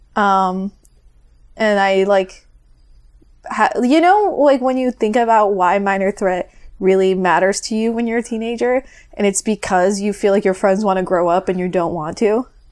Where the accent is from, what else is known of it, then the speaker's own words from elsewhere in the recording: Florida, United States; also born or lived in Northeast Brazil; I'm from Florida.